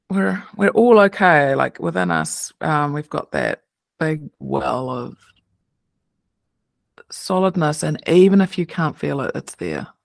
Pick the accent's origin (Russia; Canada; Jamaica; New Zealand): New Zealand; It's fun when I go home. I can hear my accent now, so you could maybe maybe meet a New Zealander, and then I can just when I can hear their accent, it makes me feel like home.